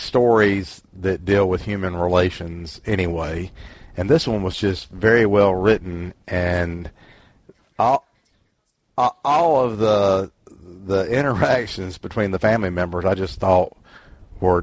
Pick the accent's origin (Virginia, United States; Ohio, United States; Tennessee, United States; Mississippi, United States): Mississippi, United States; Jackson; I was raised in Jackson, Mississippi